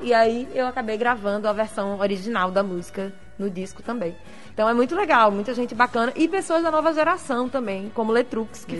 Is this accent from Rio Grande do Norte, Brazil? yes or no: yes; Natal, Rio Grande do Norte, Brazil; moved away as an adult; also born or lived in Rio de Janeiro; a gente é natalense